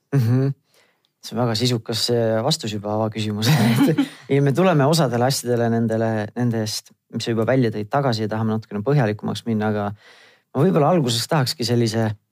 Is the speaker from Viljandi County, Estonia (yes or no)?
no; Tartu, Tartu County, Estonia; mina ise olen Tartust pärit